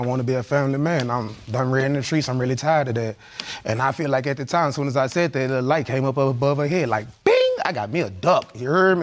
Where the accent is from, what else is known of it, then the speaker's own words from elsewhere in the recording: Louisiana, United States; moved away as an adult; now in Texas, United States; I just moved to Texas, you hear me? I'm from Louisiana